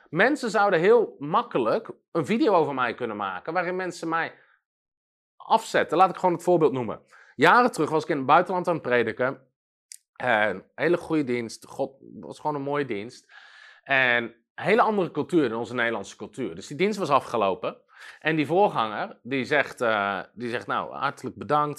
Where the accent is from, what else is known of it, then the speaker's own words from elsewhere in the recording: Netherlands; als Nederlander